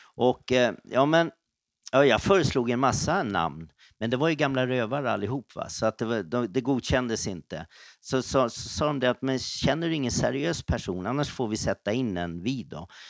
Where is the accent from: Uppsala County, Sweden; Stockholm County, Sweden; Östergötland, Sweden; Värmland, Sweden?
Stockholm County, Sweden; Stockholm; Jag växte upp då, född på Söder och sen då var det södra förorterna. Och eh, där jag spenderade mest tid det var väl runt Skogås